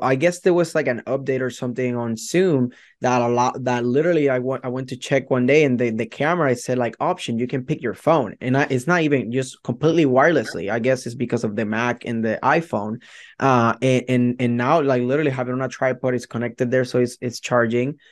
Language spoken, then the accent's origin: English; Puerto Rico; English is a second language; moved away as an adult; now in Hillsboro, United States; my heart will always be in Puerto Rico, right? I'm from Puerto Rico